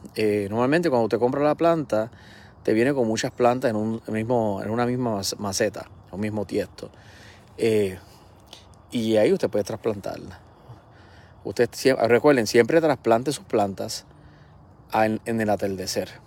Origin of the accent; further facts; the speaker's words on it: Puerto Rico; soy boricua